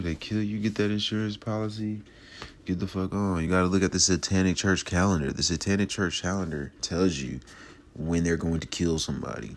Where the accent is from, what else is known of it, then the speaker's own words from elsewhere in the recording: Los Angeles, California, United States; I'm from Watts, the grimy east side